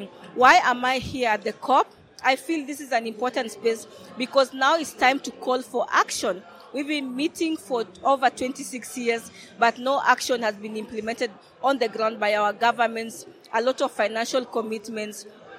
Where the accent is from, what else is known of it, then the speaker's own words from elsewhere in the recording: Kenya; from the Pokot Peoples of Kenya.